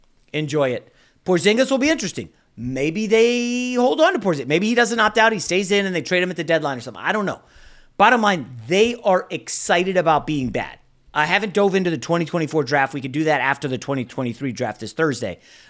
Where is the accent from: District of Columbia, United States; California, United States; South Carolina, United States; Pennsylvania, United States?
District of Columbia, United States; Washington; also born or lived in New York; I was born in New York, so I root for New York teams, but I grew up in the DC area.